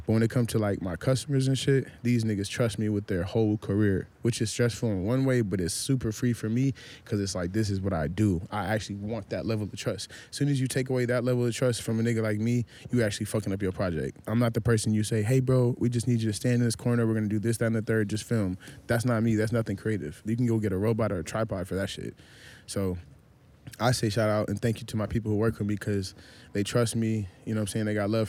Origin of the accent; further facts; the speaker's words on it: Minnesota, United States; also born or lived in Nebraska / Florida / Houston / San Antonio; now in California, United States; I'm from Minnesota. Yeah. Moved to goddamn, you know what I'm saying? I lived everywhere from Nebraska, Florida, Houston, San Antonio, L.A., you know, the whole shit.